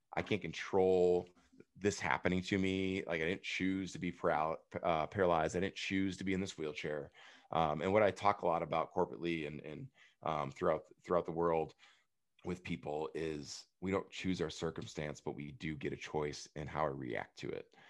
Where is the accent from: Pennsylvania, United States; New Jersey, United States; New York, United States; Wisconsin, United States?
Wisconsin, United States; Prairie du Chien; I went back to my hometown. I'm back hanging out with my best friends that grew up on the same street, Ohio Street, Prairie Sheen, Wisconsin